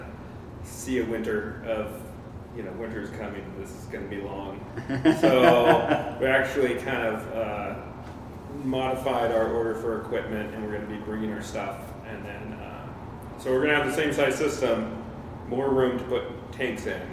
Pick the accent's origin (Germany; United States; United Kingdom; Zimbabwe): United States; Texas; also born or lived in Santa Cruz, California / Oregon; now in Portland, United States; I was born in Texas, and I have family